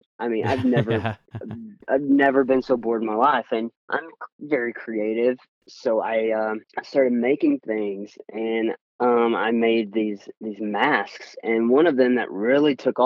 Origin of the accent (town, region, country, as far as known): Rogersville, Tennessee, United States; born or raised there; now in Nashville, United States